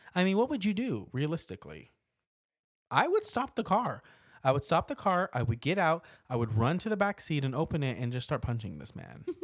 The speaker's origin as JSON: {"language": "English", "town": "Portales", "region": "New Mexico", "country": "United States", "tie": "born or raised there", "moved": "yes", "lives_now": "Las Vegas, United States", "said": "my hometown of Portales, New Mexico"}